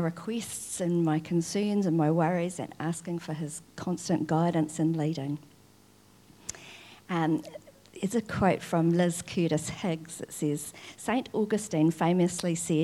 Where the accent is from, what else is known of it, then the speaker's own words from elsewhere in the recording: Wakefield, Tasman, New Zealand; I grew up in Wakefield in Nelson